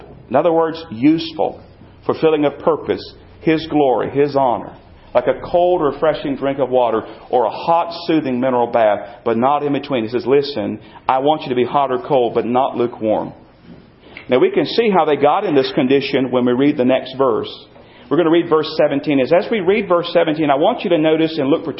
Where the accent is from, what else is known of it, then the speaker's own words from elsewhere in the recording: North Carolina, United States; I grew up in North Carolina, and I grew up in the land